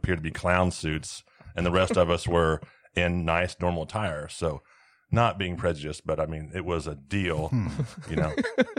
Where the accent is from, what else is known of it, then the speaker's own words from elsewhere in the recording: Midwest, United States; we're the rednecks from the Midwest